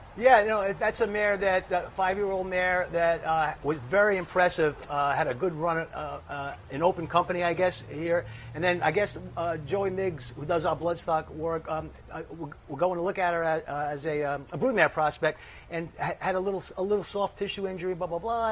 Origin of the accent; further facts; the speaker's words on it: New York City, New York, United States; I grew up in the Bronx